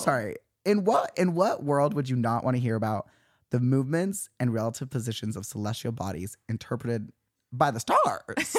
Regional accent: Utah, United States; now in Los Angeles, United States; we're both from Utah

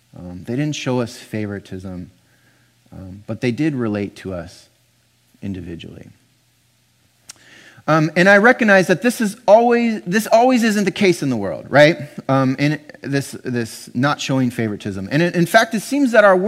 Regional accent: Pasadena, California, United States; now in Portland, United States; I grew up in Pasadena, California

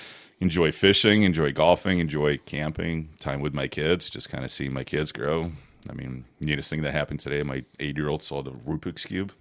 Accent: Mayfield Heights, Ohio, United States; also born or lived in Odessa, Ukraine; Originally from Ukraine, Odessa, Ukraine. Came here in 89, so I was 10 years old when we came over here. I grew up in the Mayfield Heights area.

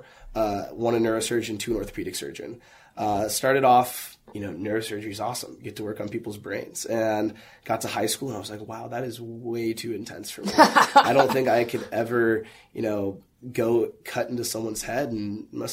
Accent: Skokie, Illinois, United States; I was born and raised in Skokie. My family is all immigrants, but they came from the Chicago downtown area, Logan Square.

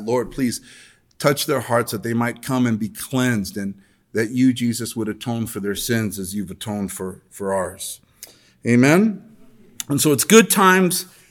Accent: El Monte, California, United States; born or raised there

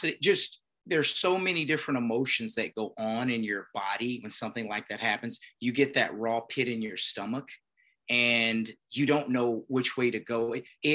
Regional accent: Beaumont, Texas, United States; also born or lived in Louisiana; Consider myself a Texan, Beaumont, Texas.

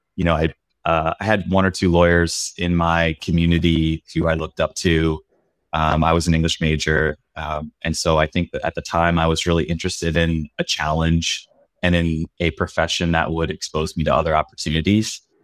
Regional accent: Pennsylvania, United States; moved away as an adult; also born or lived in Davis, California; I grew up in Pennsylvania in a really small town in rural Pennsylvania

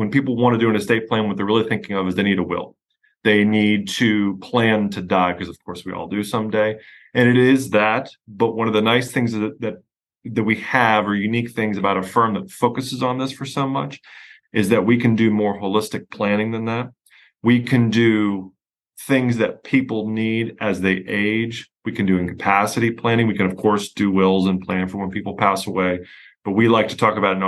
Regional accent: Pennsylvania, United States; accent: hard Yankee accent, Pennsylvania drawl; moved away as an adult; now in Houston, United States; I'm from Pennsylvania originally, where I had my own firm

